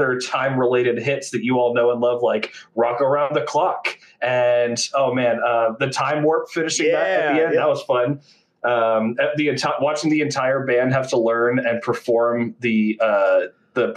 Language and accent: English; New York, United States; moved away; I'm originally from New York